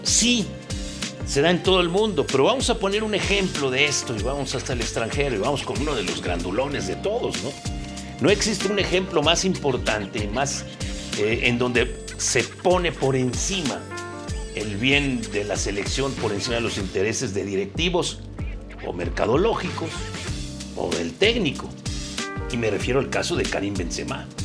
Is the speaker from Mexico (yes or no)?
yes; Mexico; soy mexicano